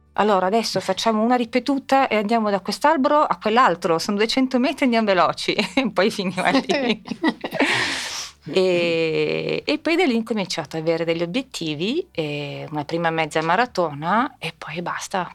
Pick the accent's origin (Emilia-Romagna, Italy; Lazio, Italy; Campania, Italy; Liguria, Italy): Lazio, Italy; Rome; now in Milan, Italy; ho fatto a Roma? Ho fatto, avendo la nonna americana, ho fatto la scuola americana